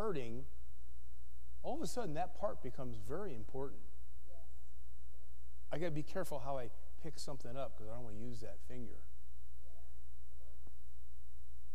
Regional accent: the East, United States; now in Berthoud, United States; I grew up in the East

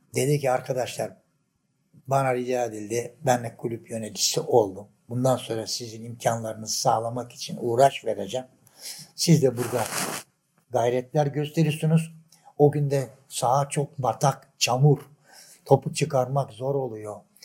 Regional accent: Adapazarı, Sakarya, Turkey; Ben 1945 doğumluyum. Adapazarlıyım. Adapazar dış askerliğimin dışında Adapazarı'ndan da ayrılmadım

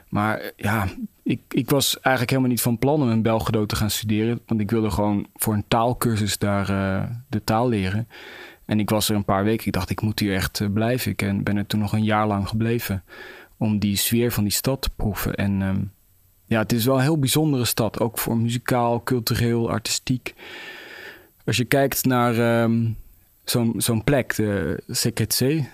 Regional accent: Netherlands; ik ben Nederlander

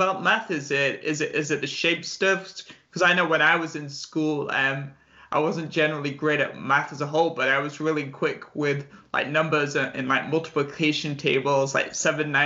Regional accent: England, United Kingdom; I grew up in England

